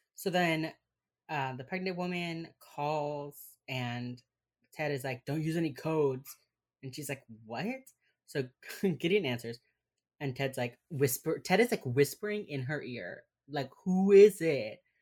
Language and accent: English; Miami, Florida, United States; accent: Miami, Cuban; My accent, my Miami accent is, like, the mo, my Miami accent is, like, the most Cuban thing